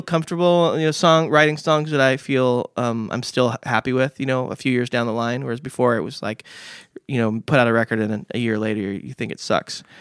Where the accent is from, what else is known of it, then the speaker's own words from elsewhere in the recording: Vista, California, United States; I grew up in Vista